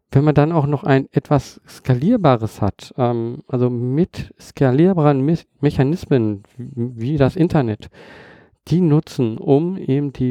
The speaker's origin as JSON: {"language": "German", "country": "Germany", "tie": "born there", "said": "Ich bin in Deutschland geboren"}